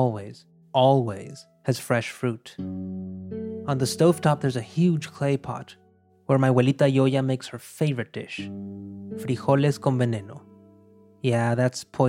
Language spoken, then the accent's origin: English; Monterrey, Nuevo León, Mexico; moved away as an adult; now in New York, United States; I was born in Monterrey, in northeastern Mexico. And several years ago, life led me across the border to New York.